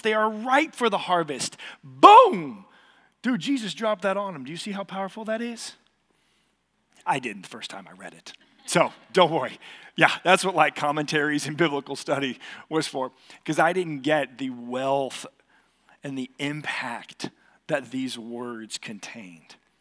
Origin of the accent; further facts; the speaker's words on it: Katy, Texas, United States; I grew up here in Katy